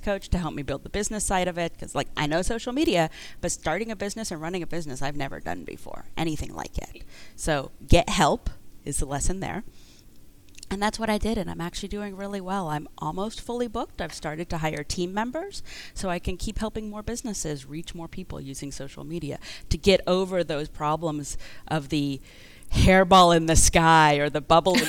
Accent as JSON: {"language": "English", "region": "California", "country": "United States", "also_born_or_lived": "New York", "moved": "as an adult", "said": "I'm from California"}